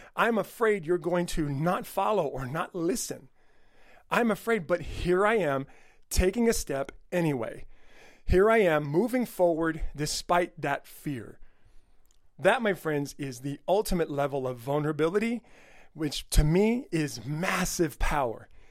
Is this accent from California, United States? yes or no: yes; El Monte, California, United States; my old school district where I grew up in El Monte, California